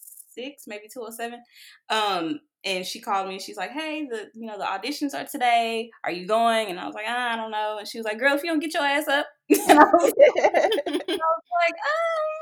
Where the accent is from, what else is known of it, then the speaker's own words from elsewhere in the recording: Dallas, Texas, United States; here in my hometown, Dallas, Texas